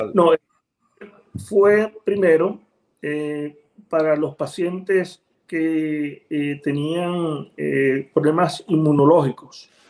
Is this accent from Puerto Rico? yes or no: yes; Ponce, Puerto Rico; moved away as an adult; also born or lived in Dominican Republic / Livingston, New Jersey / Miami; now in Abilene, Texas, United States; nací y me crié en Ponce, Puerto Rico